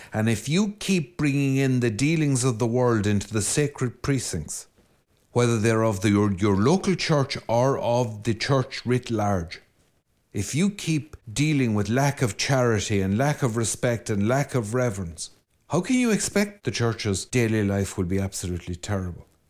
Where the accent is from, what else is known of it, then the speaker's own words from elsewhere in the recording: Ireland; I'm Irish